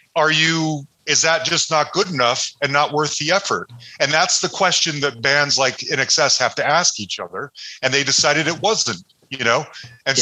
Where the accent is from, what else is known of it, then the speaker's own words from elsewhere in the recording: Salt Lake City, Utah, United States; Growing up in Salt Lake City